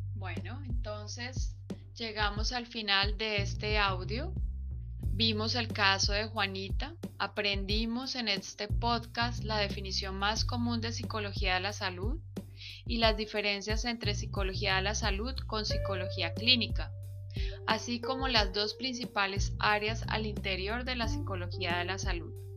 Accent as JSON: {"language": "Spanish", "country": "Colombia", "said": "como colombianos"}